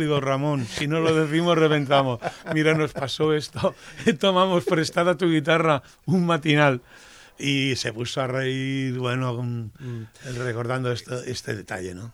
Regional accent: L'Hospitalet de Llobregat, Catalonia, Spain; me iba hacia casa, que apenas es el número 60, que es donde nací

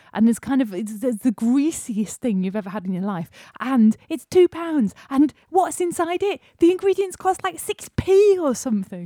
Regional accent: Yorkshire and the Humber, United Kingdom; also born or lived in London; we're from Yorkshire

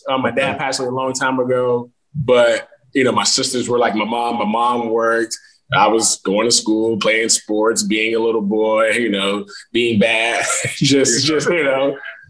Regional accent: Palm Beach County, then West Palm Beach, Florida, United States; also born or lived in Haiti; I grew up in Palm Beach County. I grew up in Bagley, where it's, a suburb, a low, I guess, developing city where, you know, they would call it the hood, but it's not necessarily the hood.

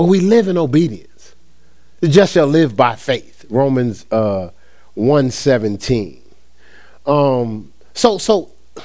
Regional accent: Newark, New Jersey, United States; born and raised in Newark, New Jersey

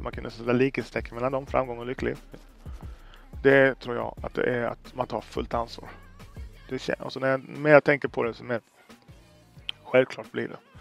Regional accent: Sweden; jag är född i Sverige

